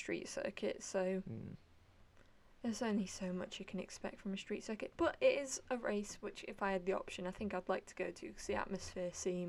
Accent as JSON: {"language": "English", "country": "United Kingdom", "said": "But we will still complain because we're British for sure."}